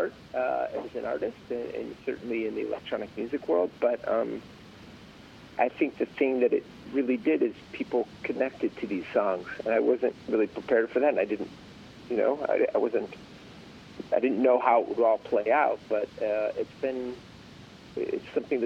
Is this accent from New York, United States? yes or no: no; Chicago, Illinois, United States; now in California, United States; I was a kid growing up in Chicago